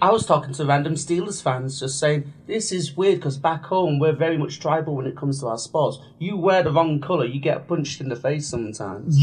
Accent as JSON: {"language": "English", "region": "England", "country": "United Kingdom", "said": "They just let us in because we're English"}